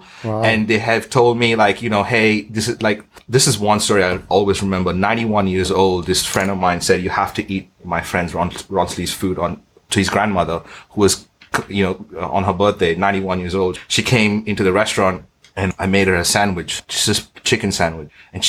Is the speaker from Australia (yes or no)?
yes; Australia; also born or lived in Bahrain; my dad's Indian, my mom's Portuguese. I was born in Bahrain. I'm Australian.